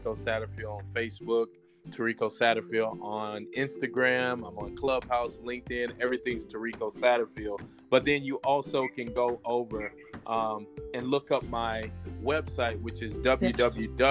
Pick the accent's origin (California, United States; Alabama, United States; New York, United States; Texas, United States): Alabama, United States; I'm born and raised in Alabama.